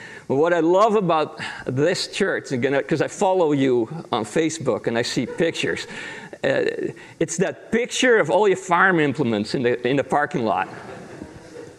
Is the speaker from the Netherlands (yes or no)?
yes; Netherlands; moved away; I grew up in Holland in a pastor's family